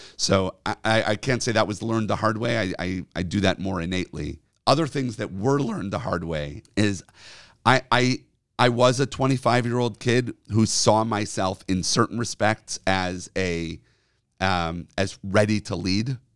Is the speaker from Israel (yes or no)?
no; Rochester, New York, United States; now in Chicago, United States; a kid in NCSY growing up in Rochester, New York